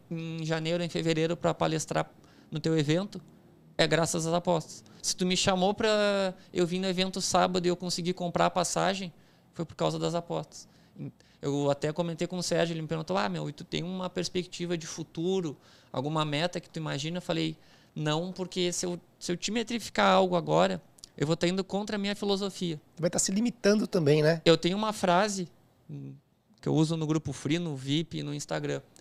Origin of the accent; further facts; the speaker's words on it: departs from Porto Alegre, South Region, Brazil; O bagulho é uma gíria nossa lá do sul, né?